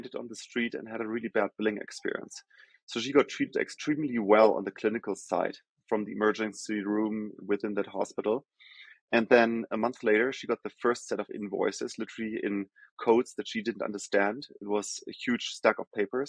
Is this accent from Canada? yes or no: no; Germany; English is a second language; moved away as an adult; also born or lived in Rio de Janeiro, Brazil / Sao Paulo, Brazil; now in New York, United States; As I think most of the folks can probably hear from my accent, I'm from Germany originally